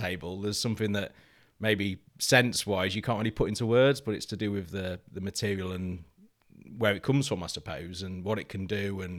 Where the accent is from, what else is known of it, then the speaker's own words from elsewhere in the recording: East Midlands, United Kingdom; And I grew up in Lincolnshire Wilds, as a working landscape.